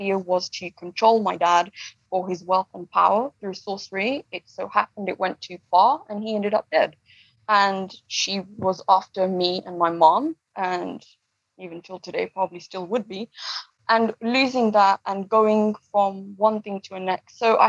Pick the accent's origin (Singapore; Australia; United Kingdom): United Kingdom; London; born there; also born or lived in East Africa / United States / France; My mother is from Kenya. My dad is from Uganda. We're obviously based on South Asian origin. And I was born in London, but I also lived a lot of the time in East Africa. I've lived in the US and I've also lived in France as well.